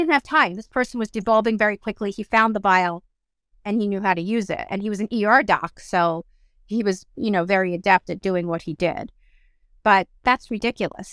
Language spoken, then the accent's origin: English; South Africa; moved away; I was born in South Africa and I wanted to take my family back there